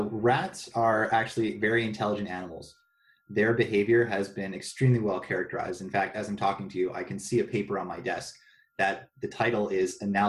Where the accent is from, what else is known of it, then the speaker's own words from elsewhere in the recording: Ontario, Canada; No, I'm from Ontario.